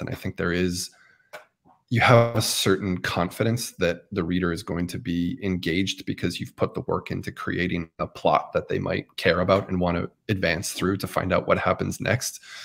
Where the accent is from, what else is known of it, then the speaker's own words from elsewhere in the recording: Massachusetts, United States; I remember being a kid growing up in Massachusetts